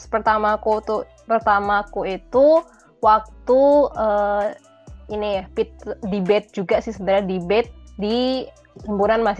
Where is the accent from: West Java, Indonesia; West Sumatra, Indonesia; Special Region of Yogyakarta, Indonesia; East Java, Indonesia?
Special Region of Yogyakarta, Indonesia; Yogyakarta; Aku {S2} kebetulan asli Jogja